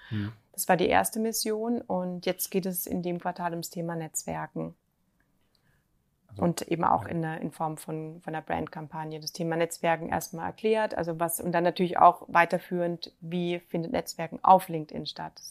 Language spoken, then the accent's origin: German; Germany; sind die Deutschen, äh, sind wir Deutsche doch am, noch am vorsichtigsten.